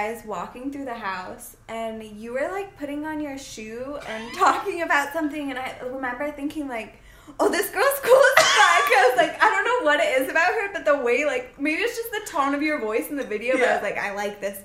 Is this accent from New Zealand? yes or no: no; Saugatuck, Michigan, United States; born or raised there